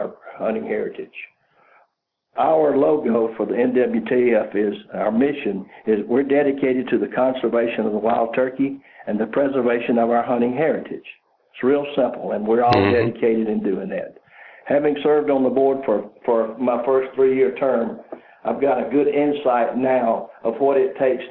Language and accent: English; Georgia, United States; I'm from Georgia